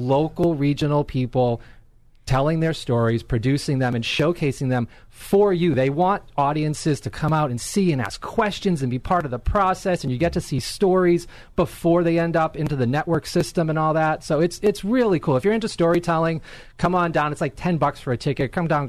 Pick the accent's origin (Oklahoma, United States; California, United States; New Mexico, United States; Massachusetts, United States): Massachusetts, United States; Boston; moved away as an adult; also born or lived in Los Angeles; When I'm from Boston originally, I got to work out in L.A. after college